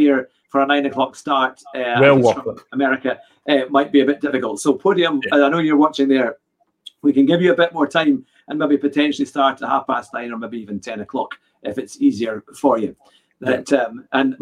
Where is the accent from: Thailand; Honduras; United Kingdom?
United Kingdom; Scotland; also born or lived in Glasgow; And I'm Scottish. I lived in Glasgow for many years